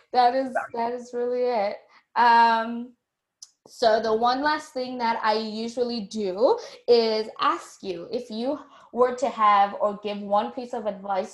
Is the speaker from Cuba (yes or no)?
no; South Africa; moved away as an adult; now in Vancouver, Canada; being South African, being Black, then living in South Africa my whole life